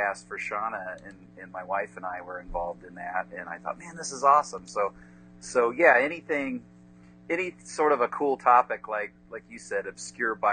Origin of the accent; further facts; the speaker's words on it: Indiana, United States; I'm from Indiana.